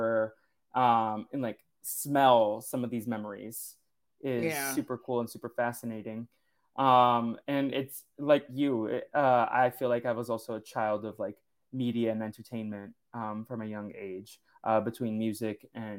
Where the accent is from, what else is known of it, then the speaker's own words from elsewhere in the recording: Boston, Massachusetts, United States; Growing up in Boston, in the Boston suburbs.